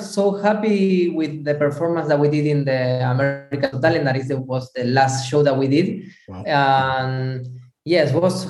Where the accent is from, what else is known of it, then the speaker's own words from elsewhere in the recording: Buenos Aires, Argentina; English is a second language; moved away as an adult; now in Italy; I'm also from Buenos Aires, Argentina. I born there in Buenos Aires.